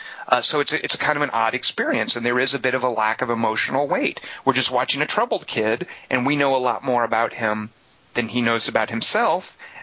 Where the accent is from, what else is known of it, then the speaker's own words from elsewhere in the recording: the South, United States; made me so glad I grew up in the South.